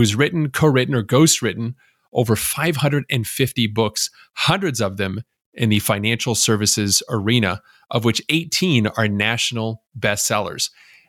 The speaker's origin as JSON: {"language": "English", "town": "Montreal", "region": "Quebec", "country": "Canada", "moved": "as an adult", "lives_now": "Chicago, United States", "said": "when I moved to Chicago from Montreal, I was 21 years old."}